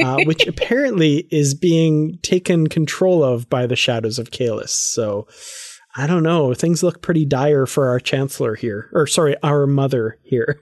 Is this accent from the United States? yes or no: no; Canada; I'm from Canada